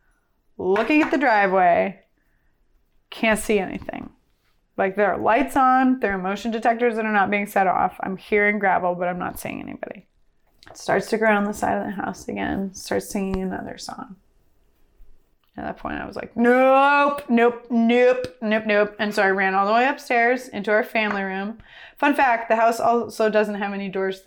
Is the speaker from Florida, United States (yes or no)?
no; Columbia River Gorge, Washington, United States; I grew up in the Columbia River Gorge in Washington State